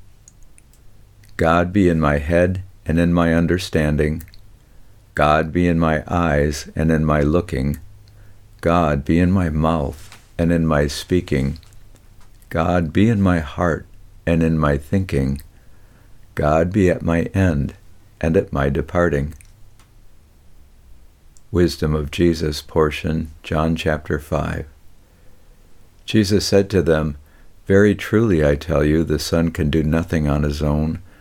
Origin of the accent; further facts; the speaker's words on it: Detroit, Michigan, United States; I grew up in Detroit with lots of time outdoors